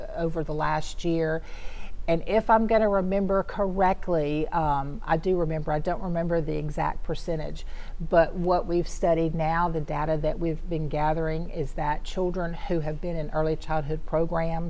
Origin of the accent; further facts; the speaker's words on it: Shreveport, Louisiana, United States; also born or lived in Ruston, Louisiana; Shreveport's home. This is where I grew up